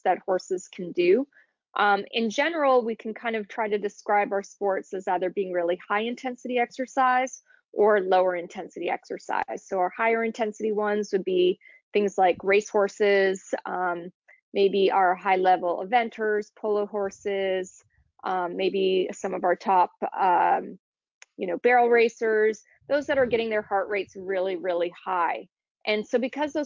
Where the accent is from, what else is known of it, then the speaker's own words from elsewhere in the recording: Toronto, Ontario, Canada; moved away as an adult; also born or lived in Kentucky, United States; now in North Carolina, United States; I grew up in Toronto, Canada